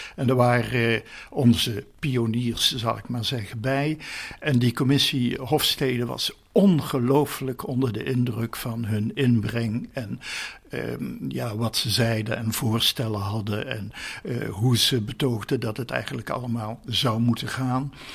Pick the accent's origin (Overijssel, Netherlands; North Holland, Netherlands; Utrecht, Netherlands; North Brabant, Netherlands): North Brabant, Netherlands; also born or lived in Hilvarenbeek; now in 's-Hertogenbosch, Netherlands; Geboren in Midden-Brabant in Hilvarenbeek. Ik heb mijn jeugd doorgebracht in West-Brabant.